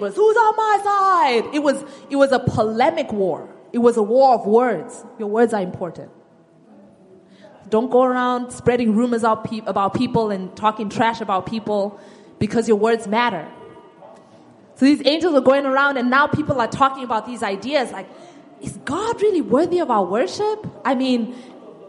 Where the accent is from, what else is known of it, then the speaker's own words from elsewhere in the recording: Zimbabwe; moved away; I'm from Zimbabwe, and there was a time in my country's history